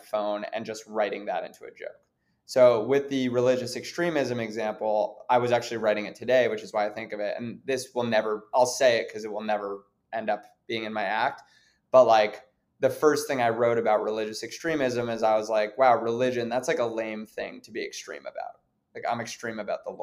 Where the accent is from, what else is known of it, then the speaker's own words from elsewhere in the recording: New York City, New York, United States; growing up in New York City, growing up around a lot of privilege